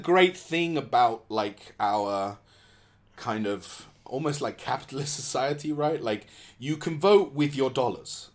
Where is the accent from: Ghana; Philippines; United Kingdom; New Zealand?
United Kingdom; England; as an English person